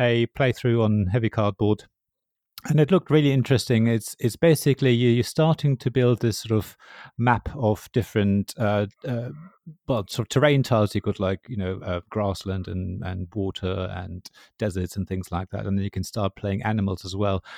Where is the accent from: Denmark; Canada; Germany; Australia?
Germany; Berlin; I come from Berlin